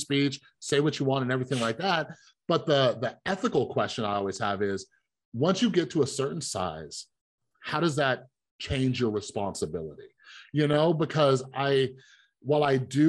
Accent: Las Vegas, Nevada, United States; I grew up here in Las Vegas

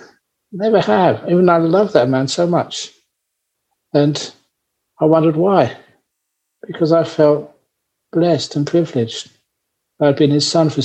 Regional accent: London, United Kingdom; moved away; as a young man growing up in London, I went to so many wonderful concerts

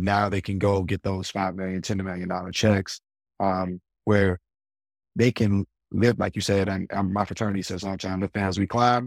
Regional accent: Baltimore, Maryland, United States; we grew up in Baltimore

